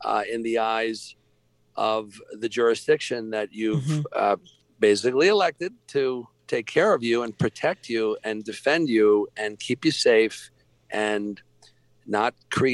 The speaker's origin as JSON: {"language": "English", "region": "New York", "country": "United States", "moved": "yes", "lives_now": "Atlanta, United States", "said": "I'm from New York"}